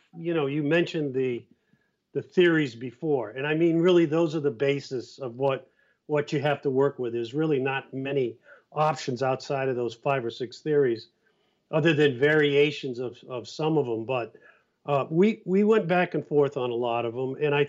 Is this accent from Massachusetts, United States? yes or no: yes; Cape Cod, Massachusetts, United States; I'm from Cape Cod